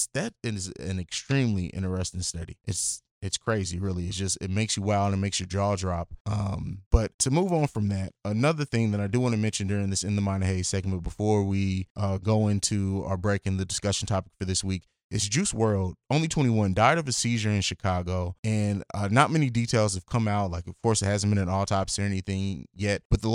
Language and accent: English; Germany; Someone that I grew up with in Germany, Dwayne, died as well.